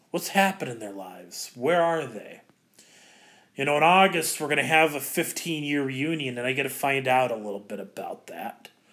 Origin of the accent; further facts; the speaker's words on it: Ankeny, Iowa, United States; moved away as an adult; also born or lived in Mequon, Wisconsin; I'm from Ankeny